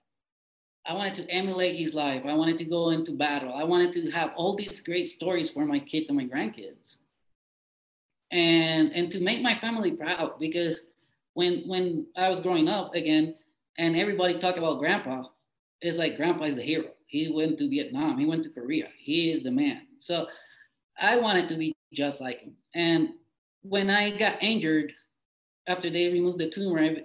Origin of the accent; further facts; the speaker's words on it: Puerto Rico; me being Puerto Rican, which are we are American citizens by birth